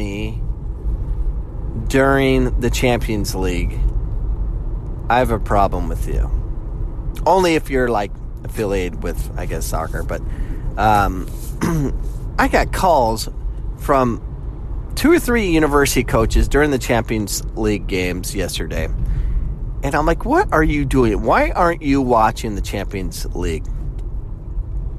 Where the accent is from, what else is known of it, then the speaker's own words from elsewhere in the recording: United States; the way I grew up, you know, I'm an American where it's basketball, football, baseball